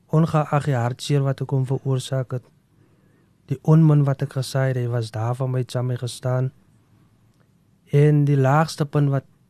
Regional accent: South Africa; Ek is afkomstig van Verliesdorp. Ek het groot geraak op 'n plaasie

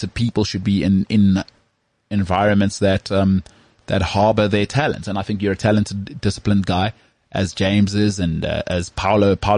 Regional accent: South Africa; accent: Model C; I've got such a locked-in Model C accent.

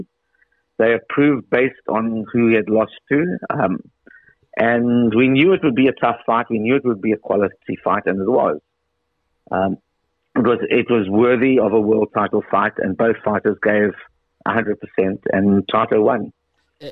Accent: South Africa; as a South African

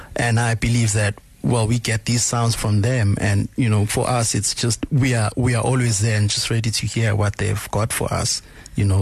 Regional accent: Durban, KwaZulu-Natal, South Africa; also born or lived in New York, United States; I was born and raised in Umlazi Township

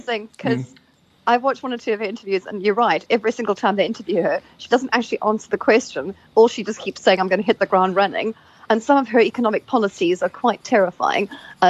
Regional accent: South Africa; I am away from South Africa at the moment.

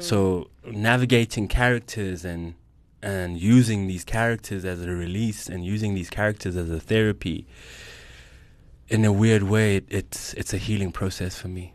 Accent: Johannesburg, Gauteng, South Africa; I'm a Joburg kid, oh one one forever

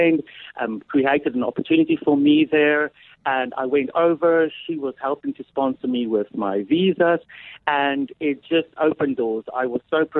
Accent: Oudtshoorn, Western Cape, South Africa; moved away as an adult; also born or lived in Port Elizabeth (Gqeberha); now in United Kingdom; I was born in Oudtshoorn in 1975, giving my age away.

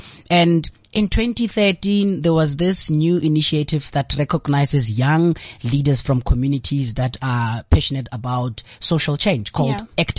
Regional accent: Lebowakgomo, Limpopo, South Africa; moved away as an adult; also born or lived in Johannesburg; now in Pretoria, South Africa; I am from Limpopo, township just outside Polokwane called Lebowakgomo.

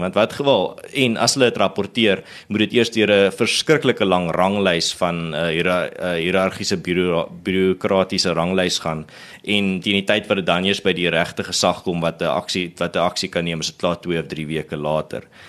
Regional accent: South Africa

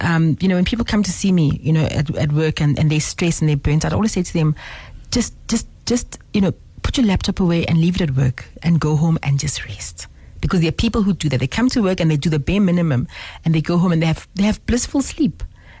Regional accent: Zimbabwe; now in Johannesburg, South Africa; When I grew up in Zim, I grew up in a little bubble of South African women

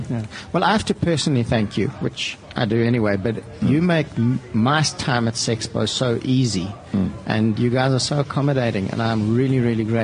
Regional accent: South Africa; we don't really see it as being a South African problem or it happening in South Africa.

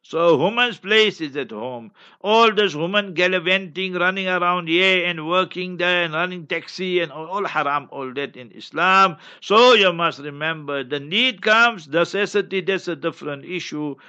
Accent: Heidelberg, Gauteng, South Africa; I was born in a location, African location. Sometimes when I go to Heidelberg, my hometown

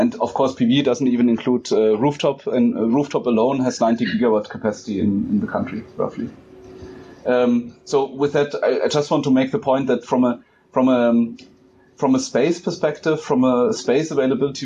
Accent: Germany; now in South Africa; from my home country in Germany

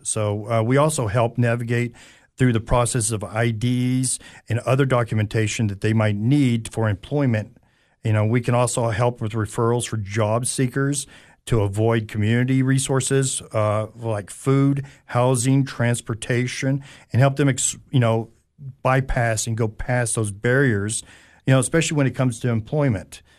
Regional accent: Anderson County, Tennessee, United States; also born or lived in California / Knoxville, Tennessee; I'm originally from California, and we moved here, uh, and, uh, grew up, uh, a little bit out in Anderson County area

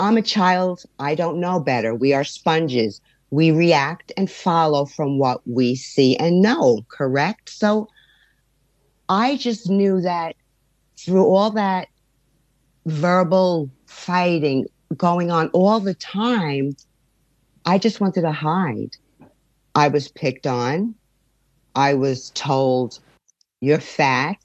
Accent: New York, United States; I was born and raised in New York from parents that are from Italy

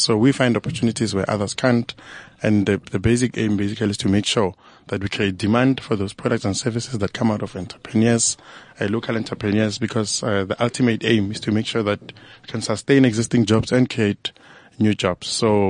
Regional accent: Johannesburg, Gauteng, South Africa; I mean, I'm from Joburg.

